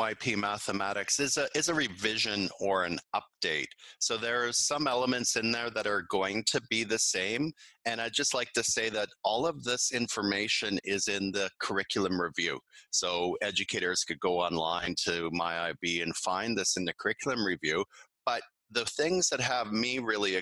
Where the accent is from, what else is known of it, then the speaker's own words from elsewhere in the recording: Canada; moved away as an adult; now in Beijing, China; I'm a Canadian. I've been living and teaching internationally since 2006.